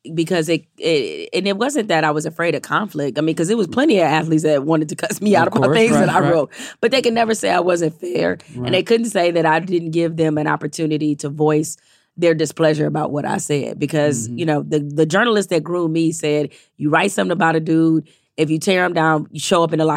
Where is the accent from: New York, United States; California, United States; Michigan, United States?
Michigan, United States; Detroit; moved away as an adult; went back to my hometown paper, the Detroit Free Press